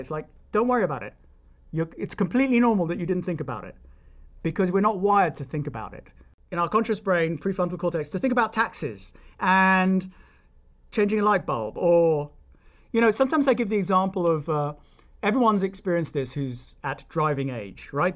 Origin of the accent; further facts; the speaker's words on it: United Kingdom; moved away; I'm British, and therefore I grew up believing that it's not a bad thing.